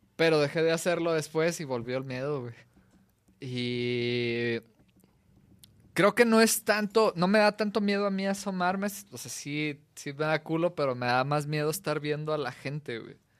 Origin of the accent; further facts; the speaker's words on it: Mexico; como mexicanos